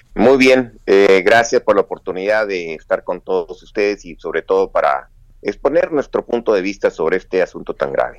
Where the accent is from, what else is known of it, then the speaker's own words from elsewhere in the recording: Chihuahua, Mexico; los chihuahuenses no somos enemigos de, los mexicanos